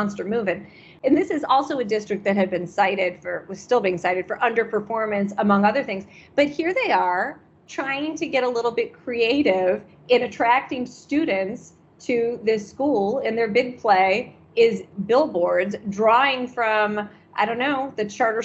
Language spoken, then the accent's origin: English; Michigan, United States; moved away; where I grew up in Michigan